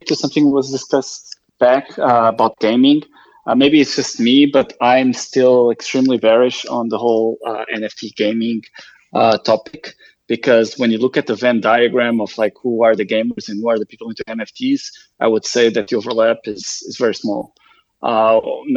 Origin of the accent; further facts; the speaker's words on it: Lisbon, Portugal; also born or lived in Boston; I'm born and raised in Lisbon. I've lived here almost all my life, except a few last years that I've lived in Boston